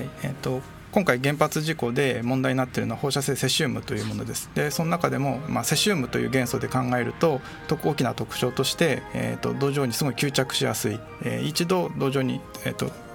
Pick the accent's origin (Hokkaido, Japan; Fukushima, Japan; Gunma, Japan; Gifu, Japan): Fukushima, Japan; Iwaki; moved away; 私の地元の福島